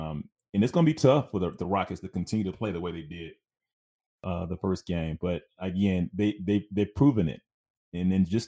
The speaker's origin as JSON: {"language": "English", "town": "Glenwood", "region": "California", "country": "United States", "tie": "born or raised there", "said": "As much as, again, I'm from L.A., man. I'm born and raised in Glenwood, California."}